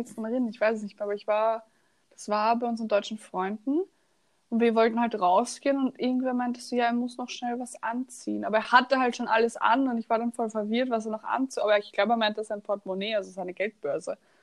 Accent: Austria; accent: Austrian; ich kann keinen Dialekt, ich rede nur Österreichisch

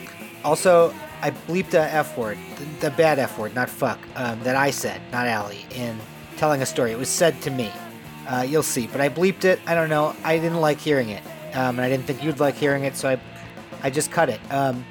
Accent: Westchester County, New York, United States; I'm from Westchester County, New York.

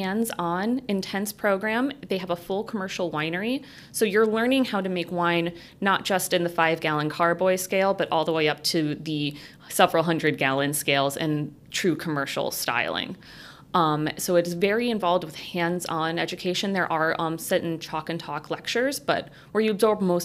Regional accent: St. Joseph, Michigan, United States; also born or lived in Milwaukee, Wisconsin; I grew up in South St. Joe, so just outside of St. Joe, and actually a farm that my parents had

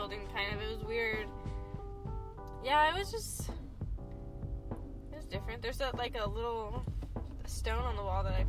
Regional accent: Indio, California, United States; In Indio.

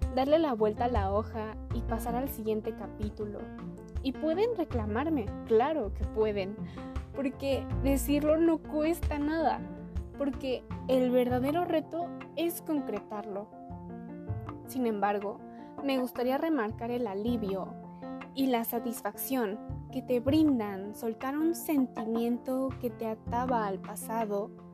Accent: Puebla, Mexico; Tengo 17 años, nací en Puebla y estudio en el Instituto Oriente.

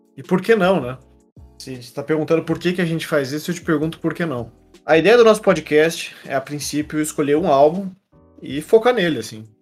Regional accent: Curitiba, Paraná, Brazil; Nós dois somos de Curitiba

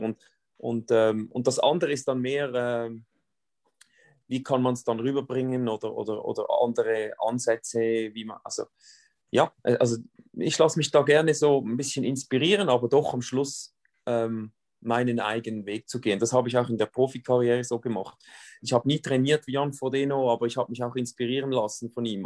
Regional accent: Switzerland; bei uns in der Schweiz

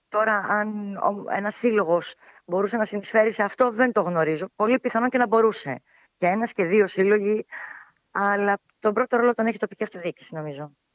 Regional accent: Alexandroupoli, Eastern Macedonia and Thrace, Greece; also born or lived in Athens; κατάγομαι από τον Εύρο, από την Αλεξανδρούπολη

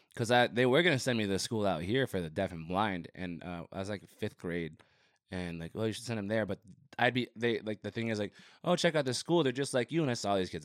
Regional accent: Rio Rico, Arizona, United States; moved away as an adult; also born or lived in Nogales, Arizona / Phoenix, Arizona; now in Tucson, United States; I grew up in Rio Rico

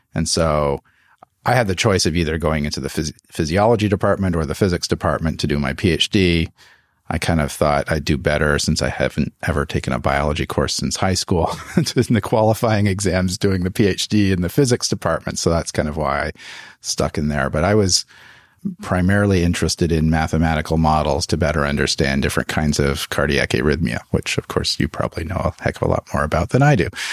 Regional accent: just outside Toronto, Ontario, Canada; moved away as an adult; also born or lived in Montreal, Canada; now in United States; I'm from just outside Toronto, Canada. I uh, grew up in Canada.

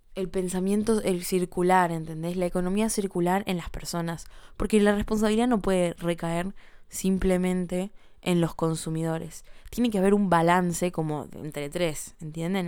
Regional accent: Buenos Aires, Argentina; como ciudadana argentina de Buenos Aires

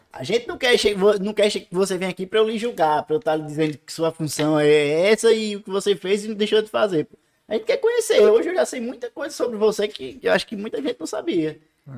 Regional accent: Pernambuco, Brazil; moved away; sou de Pernambuco

